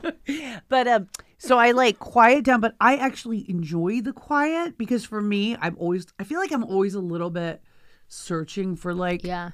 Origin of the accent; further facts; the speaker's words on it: Texas, United States; I grew up in Texas.